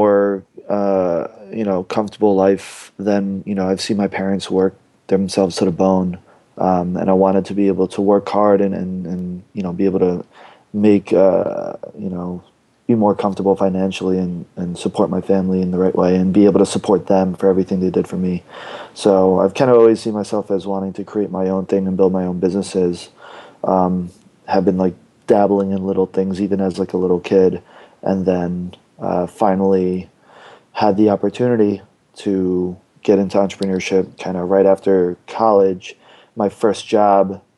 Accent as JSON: {"language": "English", "area": "Long Island", "region": "New York", "country": "United States", "tie": "born or raised there", "said": "I grew up in Long Island, New York, went to school in upstate New York"}